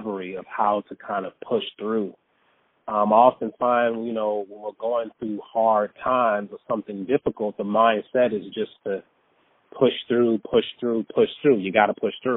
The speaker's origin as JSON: {"language": "English", "town": "Detroit", "region": "Michigan", "country": "United States", "tie": "born or raised there", "also_born_or_lived": "San Diego, California / North Carolina / New York / Los Angeles", "moved": "as an adult", "said": "even though I'm from Detroit, I was actually born in San Diego."}